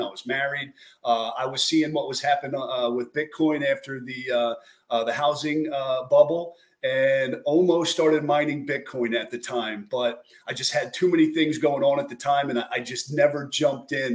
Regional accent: New Jersey, United States; born and raised in South Jersey outside of Philadelphia

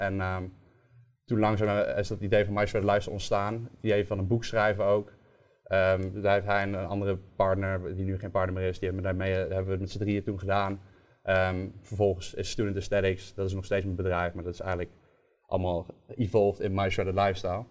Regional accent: Nijmegen, Gelderland, Netherlands; Ik kwam uit Nijmegen

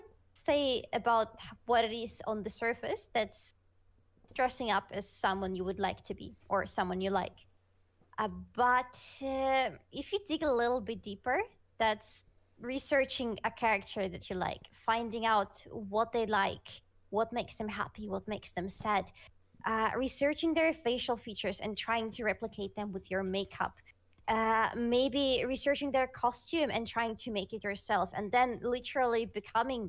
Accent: Russia; first language Russian; English is a second language; Russian is my first language, I struggle with it sometimes

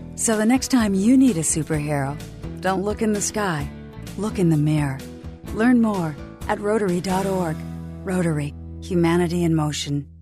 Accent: Italian part of Switzerland, Italian-speaking Switzerland, Switzerland; now in United States; I do have an accent. Yeah. I'm Swiss. I was born in the Italian part of Switzerland

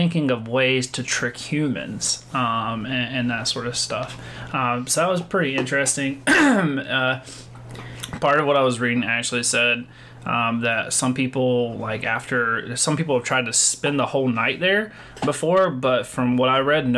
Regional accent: North Carolina, United States; I'm from North Carolina

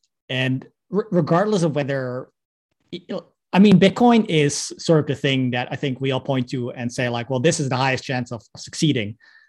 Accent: Netherlands; No, I'm Dutch. I'm from the Netherlands.

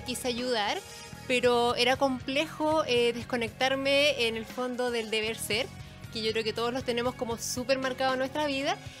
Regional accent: Concepción, Biobío, Chile; moved away as an adult; now in Santiago, Chile; yo soy oriunda de Concepción. Vivo hace 10 años acá en Santiago.

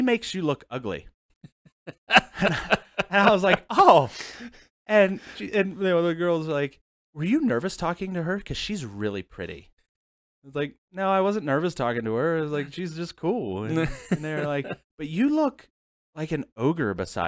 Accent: Mill Creek, United States; My hometown was Mill Creek.

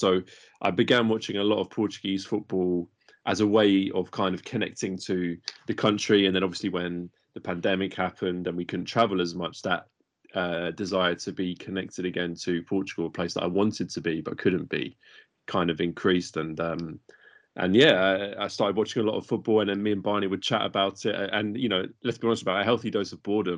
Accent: London, United Kingdom; we're both from England. We're born in London.

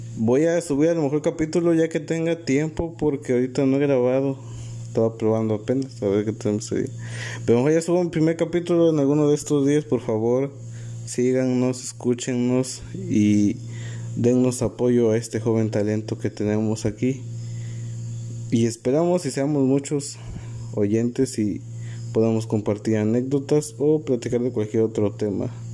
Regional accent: Alpuyeca? municipality, Guerrero, Mexico; soy del municipio de Alpudica Guerrero

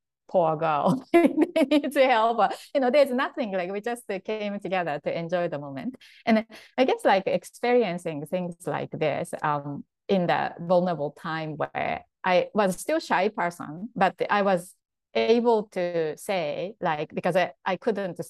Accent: Japan; English is a second language; moved away as an adult; I grew up like in Japan, and then until like I was 20 or so, I really, you know, didn't know anything much but to Japan, and I didn't speak English

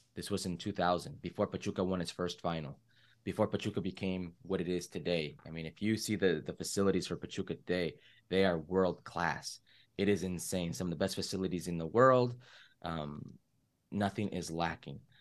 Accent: Oxnard, California, United States; also born or lived in Los Angeles, California / Las Vegas, Nevada; I grew up in a place called, uh, Oxnard, California.

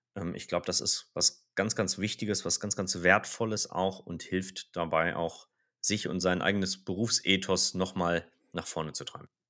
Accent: Rhineland, Germany; wir sind ja Rheinländer

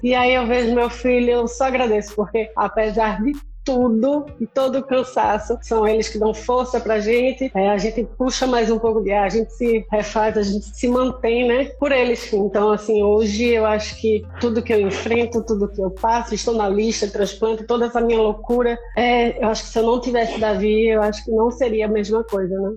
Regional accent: Recife, Pernambuco, Brazil; moved away as an adult; now in Porto Alegre, Brazil; Sou de Recife

